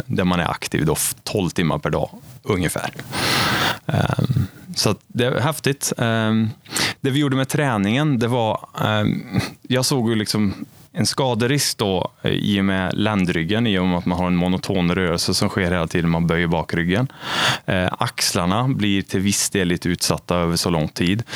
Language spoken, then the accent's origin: Swedish; Arvika, Värmland, Sweden; also born or lived in Stockholm / Åre; now in Karlstad, Sweden; jag är uppvuxen i Arvika